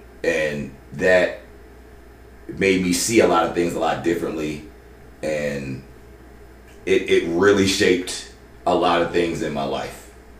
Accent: Maryland, United States; I grew up in Howard County, Maryland most of my life.

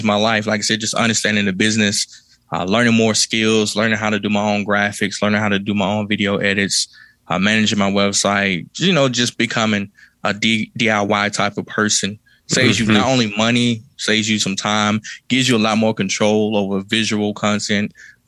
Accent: Kilmichael, Mississippi, United States; I grew up in Kilmaka, Mississippi

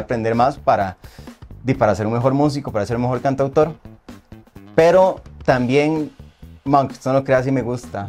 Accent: Santa Bárbara, Heredia, Costa Rica; yo soy de, Santa, de San Pedro, de Santa Bárbara Heredia.

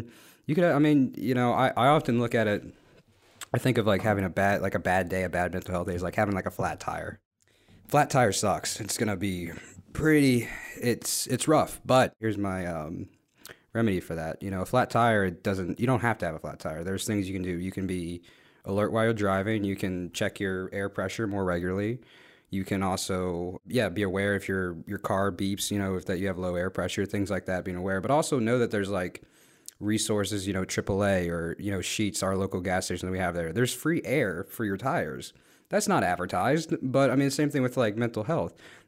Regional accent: Guatemala; where are you from again? And I said, oh, Guatemala.

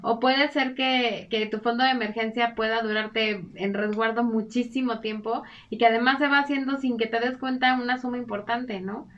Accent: Mexico

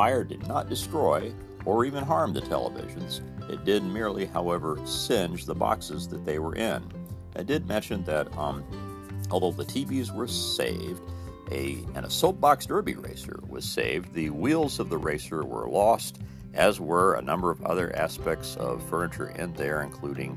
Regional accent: Mitchell, Indiana, United States; was called Charlotte Motor Courts in my hometown in Mitchell.

